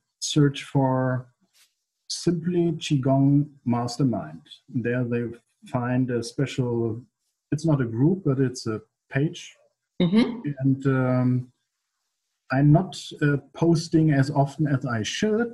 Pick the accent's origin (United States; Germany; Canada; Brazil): Germany; English is a second language; English is not my native language. I'm a German usually